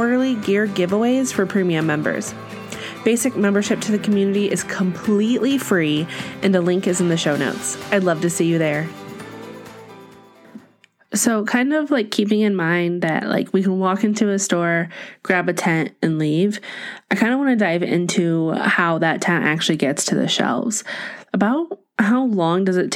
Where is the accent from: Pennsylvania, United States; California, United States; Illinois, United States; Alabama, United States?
Illinois, United States; Central; now in Colorado, United States; I grew up in Central Illinois